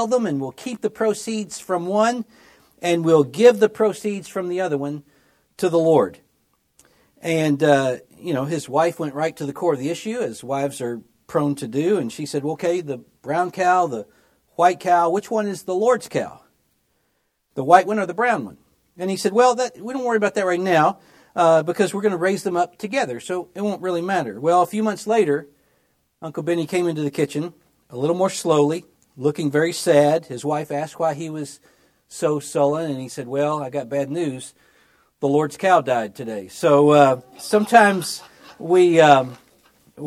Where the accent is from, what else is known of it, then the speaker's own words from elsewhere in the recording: Memphis, Tennessee, United States; I grew up in Memphis, Tennessee. That's my hometown.